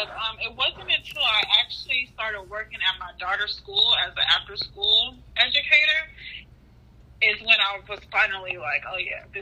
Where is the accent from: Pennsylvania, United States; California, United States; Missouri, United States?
California, United States; also born or lived in Memphis, Tennessee; now in Dallas, United States; I am from California, just relocated to the Dallas Fort Worth area with my husband. I have four children.